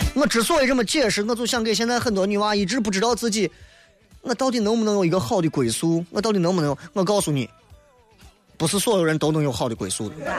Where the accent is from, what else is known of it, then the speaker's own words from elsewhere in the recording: Shaanxi, China; 咱陕西在吃方面，在全国是排得上的